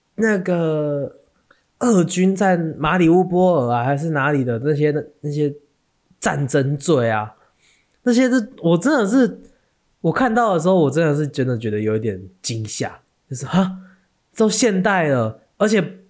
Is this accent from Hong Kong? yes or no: no; Taiwan; 我们台湾人